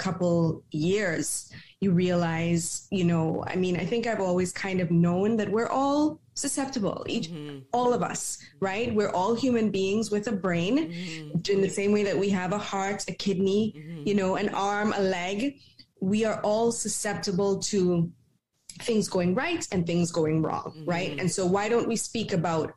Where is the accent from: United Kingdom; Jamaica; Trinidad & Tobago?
Trinidad & Tobago; I grew up in Trinidad and Tobago